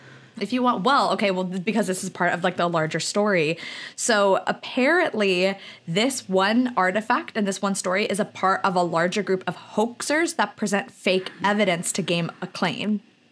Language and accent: English; Lahaina, Hawaii, United States; moved away; Lahaina is such a part of us. It's where we were raised.